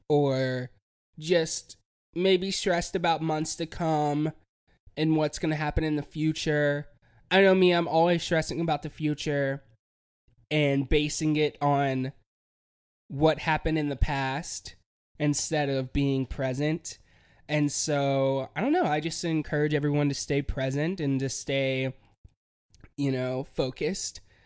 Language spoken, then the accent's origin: English; Hickory, North Carolina, United States; moved away as an adult; I'm from Hickory, and I always, you know, I grew up there